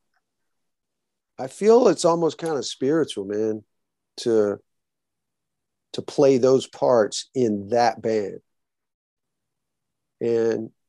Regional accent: the South, United States; I'm from the South.

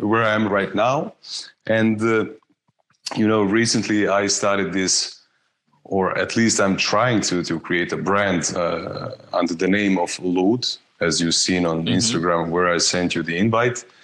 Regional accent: Osijek, Osijek-Baranja County, Croatia; moved away as an adult; now in Zagreb, Croatia; I was born in in Osijek, uh, in Croatia, and uh, I moved two years ago. I moved to Zagreb, to the capital.

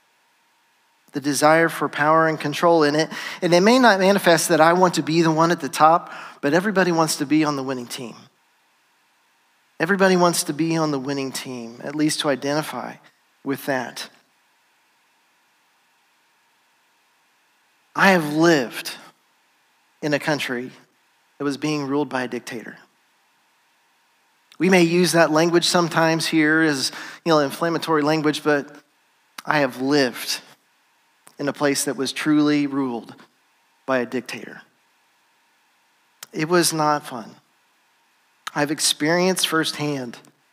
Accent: United States; moved away as an adult; also born or lived in Ivory Coast; having grown up here in America

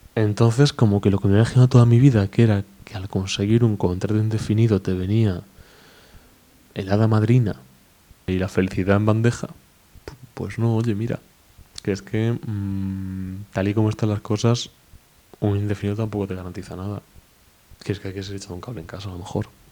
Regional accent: Spain; also born or lived in Mexico; soy español.

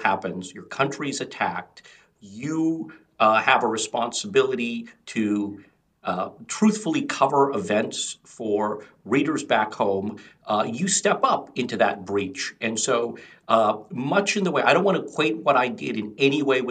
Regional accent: United States; as somebody of Indian descent, though I was born in the United States, my parents are from India

